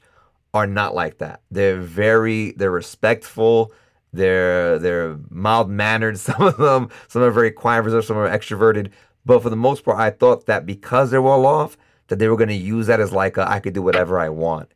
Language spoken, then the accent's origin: English; New York, United States; moved away as an adult; now in Costa Rica; I'm from New York